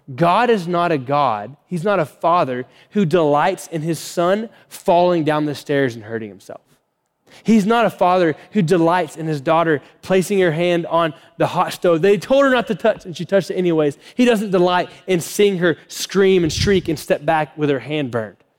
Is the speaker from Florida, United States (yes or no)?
yes; Florida, United States; moved away; I grew up in Florida, so kind of like Floridian language we would use